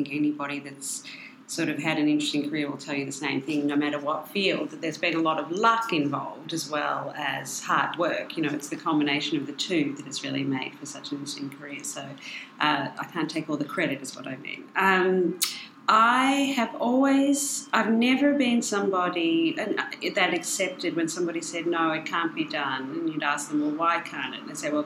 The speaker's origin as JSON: {"language": "English", "country": "Australia"}